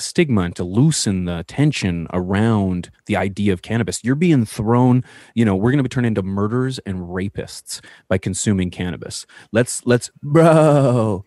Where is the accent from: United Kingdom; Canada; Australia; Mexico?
Canada; as Canadian